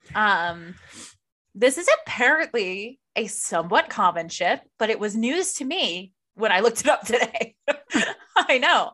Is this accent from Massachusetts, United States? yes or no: no; Maryland, United States; accent: Maryland; moved away; also born or lived in Baltimore; my Maryland accent